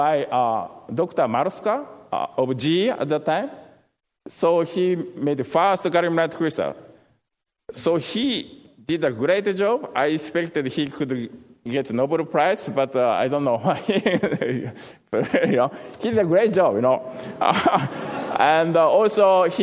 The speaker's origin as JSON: {"language": "English", "country": "Japan", "also_born_or_lived": "Tokushima, Japan / Florida, United States", "moved": "as an adult", "lives_now": "United States"}